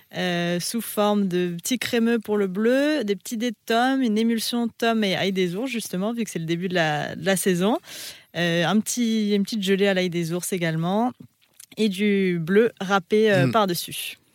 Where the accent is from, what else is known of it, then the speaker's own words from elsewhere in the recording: Savoy, Auvergne-Rhône-Alpes, France; moi je suis savoyarde